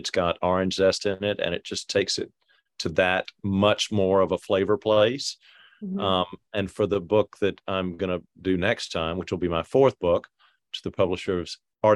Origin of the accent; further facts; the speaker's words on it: Atlanta, Georgia, United States; also born or lived in France; we grew up in Atlanta, but we spent as much time in France as we did in Atlanta. So I like to say that I grew up, you know, in both places